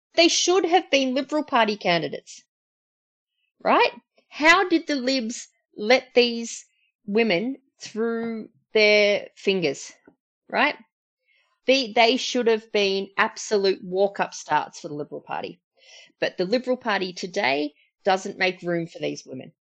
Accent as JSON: {"language": "English", "town": "Berwick", "region": "Victoria", "country": "Australia", "said": "I'm from Berwick"}